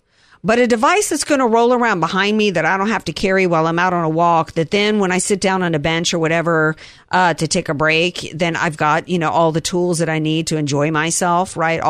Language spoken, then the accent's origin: English; Southern US, United States; I know I'm a Southerner. I know we're all supposed to love to get our hands dirty.